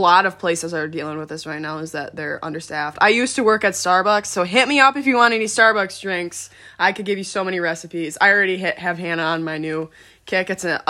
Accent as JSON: {"language": "English", "town": "Grand Rapids", "region": "Michigan", "country": "United States", "said": "we're from Grand Rapids."}